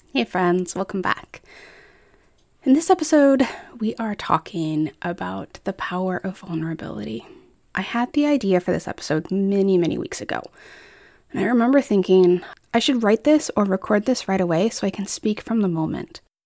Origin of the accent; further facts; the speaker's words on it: Colorado, United States; moved away; also born or lived in Iowa; I grew up in Colorado while my extended family was in the Midwest